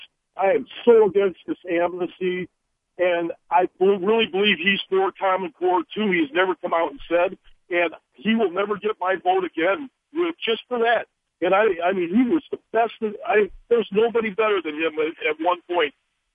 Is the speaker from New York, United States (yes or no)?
no; Wisconsin, United States; now in Pennsylvania, United States; Yeah, I'm from Wisconsin.